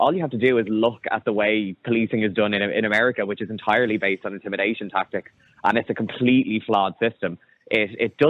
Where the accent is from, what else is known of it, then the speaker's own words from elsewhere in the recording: Dublin, Leinster, Ireland; growing up in Castleknock